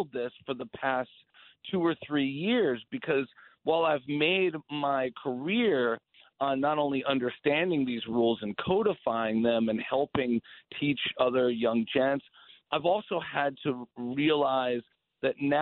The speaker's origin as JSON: {"language": "English", "town": "Paterson", "region": "New Jersey", "country": "United States", "tie": "born or raised there", "moved": "yes", "said": "I'm from Jersey. I was born in Patterson."}